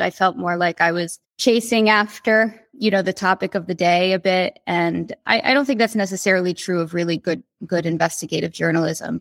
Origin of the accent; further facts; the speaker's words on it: the Poconos, Pennsylvania, United States; I grew up in the Poconos in Pennsylvania.